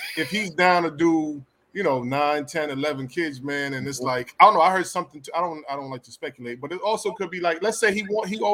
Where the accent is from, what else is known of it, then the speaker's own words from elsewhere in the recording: Jamaica; I'm Jamaican